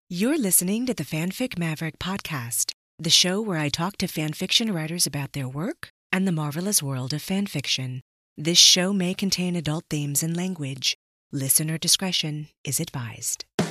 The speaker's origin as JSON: {"language": "English", "region": "Arizona", "country": "United States", "said": "I'm from the American Southwest out in Arizona"}